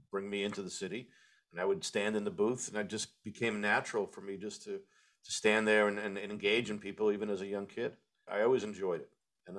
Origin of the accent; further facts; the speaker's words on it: Long Island, New York, United States; I grew up in New York, Long Island.